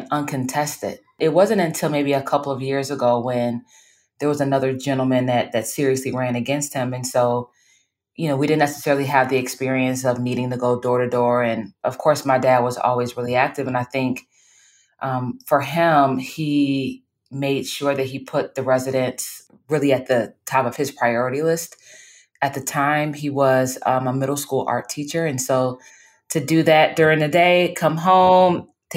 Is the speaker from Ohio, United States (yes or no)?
yes; Bedford Heights, Ohio, United States; I am originally from Bedford Heights, Ohio, which is right outside of Cleveland